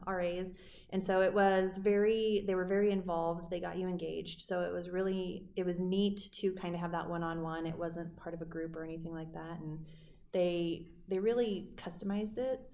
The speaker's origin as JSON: {"language": "English", "town": "Estes Park", "region": "Colorado", "country": "United States", "tie": "born or raised there", "moved": "as an adult", "lives_now": "York, United States", "said": "I grew up out in Estes Park, Colorado"}